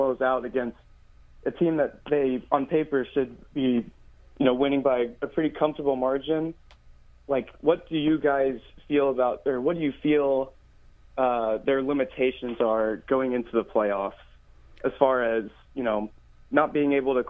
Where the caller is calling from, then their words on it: Orlando, Florida, United States; I'm listening from Orlando on the TuneIn app.